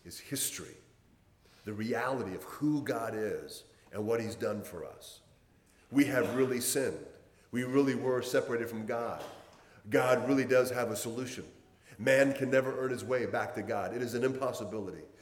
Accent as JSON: {"language": "English", "region": "Hawaii", "country": "United States", "tie": "born or raised there", "said": "I had a very rough childhood growing up in Hawaii"}